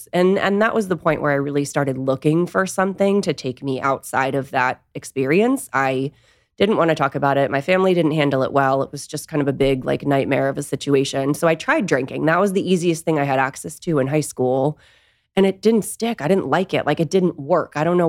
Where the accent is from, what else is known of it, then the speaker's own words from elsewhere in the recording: Nashua, New Hampshire, United States; Yeah, I grew up in Nashua, New Hampshire.